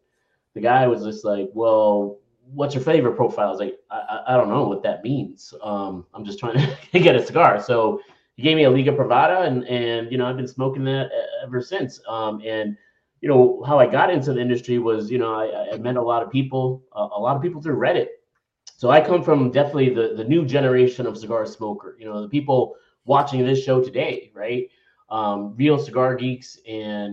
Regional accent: Chicago, Illinois, United States; moved away as an adult; now in Miami, United States; I grew up in Chicago

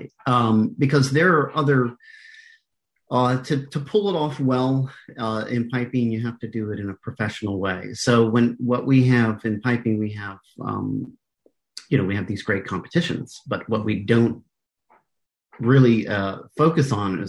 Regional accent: United States; also born or lived in Canada / New York; now in California, United States; since I'm American

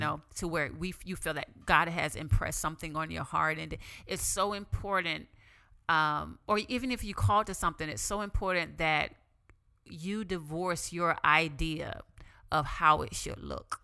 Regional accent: the Bible Belt, Southern United States, United States; I grew up in the Bible Belt.

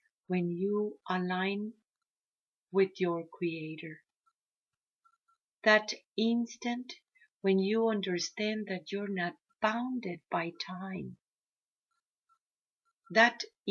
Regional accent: Mexico; I come from the Maya Mexica tradition

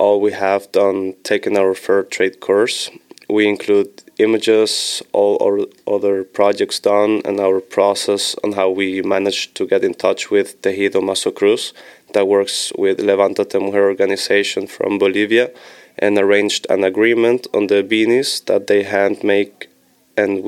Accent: Switzerland; moved away; I'm from Switzerland

